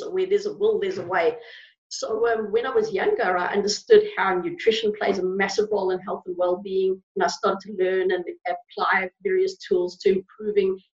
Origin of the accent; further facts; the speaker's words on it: South Africa; moved away; I grew up in Africa. And growing up in South Africa